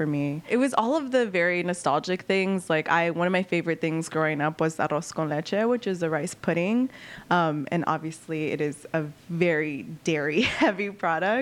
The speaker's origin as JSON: {"language": "English", "town": "Los Angeles", "region": "California", "country": "United States", "tie": "born or raised there", "moved": "yes", "lives_now": "Chicago, United States", "said": "I grew up in East LA, so it is obviously the east side of Los Angeles"}